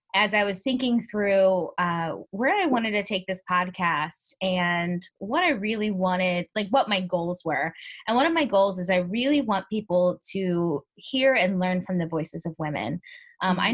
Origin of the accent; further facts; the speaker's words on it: Ferguson, Missouri, United States; moved away; I grew up in Ferguson, and not being home for the uprising